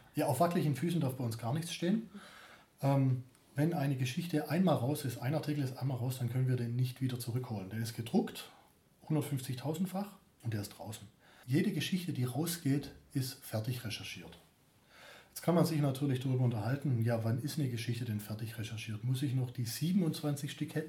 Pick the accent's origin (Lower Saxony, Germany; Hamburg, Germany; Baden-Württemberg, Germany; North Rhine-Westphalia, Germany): Baden-Württemberg, Germany; Stuttgart; accent: Stuttgarterisch; Ich komme von hier.